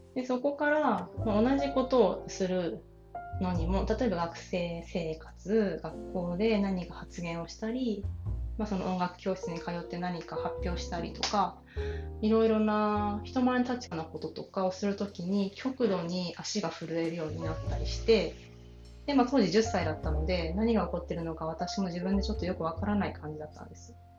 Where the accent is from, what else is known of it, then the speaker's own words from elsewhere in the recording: Kanto plain, Japan; 関東の平野で平凡なあの埼玉と鹿児島の人のハーフとして生まれで愛されて長女として育ち